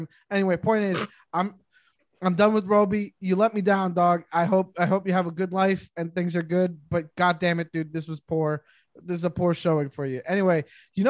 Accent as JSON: {"language": "English", "town": "Montreal", "region": "Quebec", "country": "Canada", "tie": "born or raised there", "said": "I grew up in Montreal."}